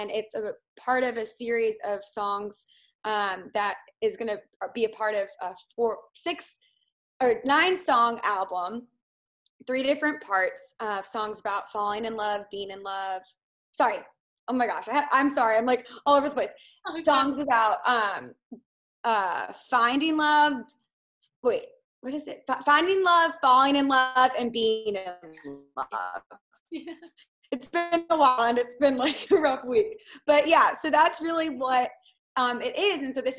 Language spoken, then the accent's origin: English; Midwest, United States; I grew up in the Midwest, so I'm not used to this kind of feeling